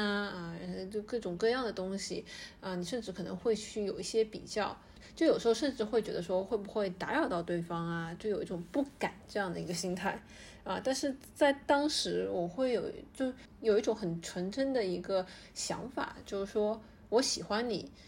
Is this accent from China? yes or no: yes; China; 我们大陆和香港一样